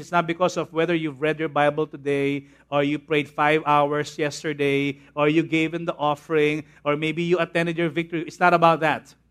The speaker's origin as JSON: {"language": "English", "area": "Tondo, Parañaque", "region": "Metro Manila", "country": "Philippines", "tie": "born or raised there", "said": "When I was a young boy, when I was in Tondo, I used to go to Immaculate Conception Academy of Manila. And then we moved here in Paranaque, and I went to a school inside B F Homes called Manresa School."}